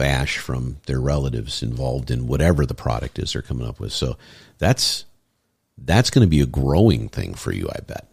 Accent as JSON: {"language": "English", "region": "Michigan", "country": "United States", "moved": "yes", "said": "I'm from Michigan, and you know I go back there."}